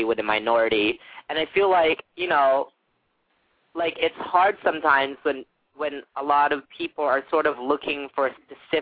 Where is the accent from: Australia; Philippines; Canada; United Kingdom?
Philippines; being Filipino